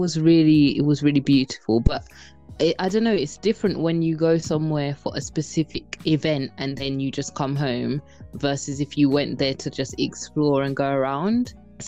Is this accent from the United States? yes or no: no; London, United Kingdom; But yeah, I'm from Southeast London, born and raised. I've always lived in Southeast London. I haven't traveled too much around outside of London.